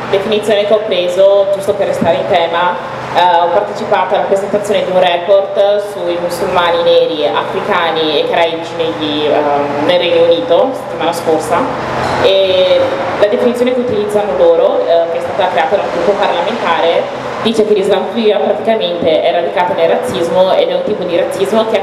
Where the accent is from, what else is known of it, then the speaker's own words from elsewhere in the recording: Italy; io io sono nata in Italia di, ho un background da un paese in cui non si parla arabo